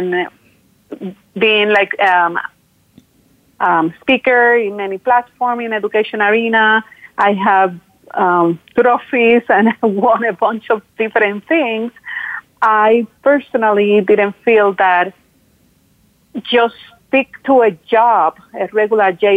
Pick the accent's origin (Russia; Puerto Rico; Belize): Puerto Rico; moved away; I am originally from Puerto Rico, so I'm very proud of that. I'm a Boricua, we call it